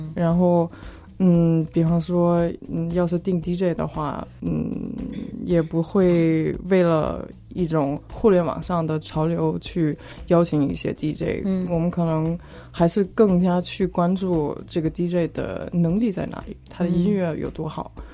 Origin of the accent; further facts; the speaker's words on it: suburbs of Frankfurt, Hesse, Germany; moved away; 其实我也不是法兰克福市中心出生的长大的，我也是在郊区嗯。长大的